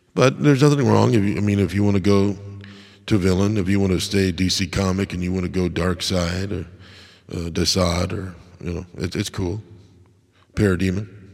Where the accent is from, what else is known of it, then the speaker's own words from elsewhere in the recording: Crystal Lake, Illinois, United States; I grew up in Crystal Lake